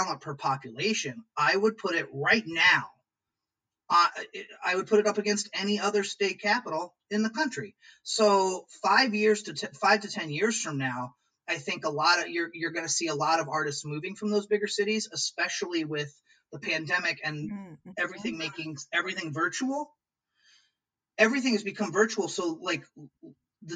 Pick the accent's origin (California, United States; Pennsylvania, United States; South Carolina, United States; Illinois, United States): Illinois, United States; Peoria; also born or lived in New York; now in Lansing, United States; I'm from Peoria, Illinois originally